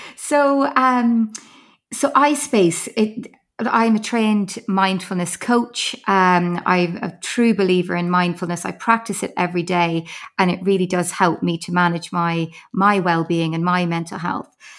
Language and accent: English; Ireland; accent: Irish; moved away; I don't know whether you can pick up from my accent. I am Irish.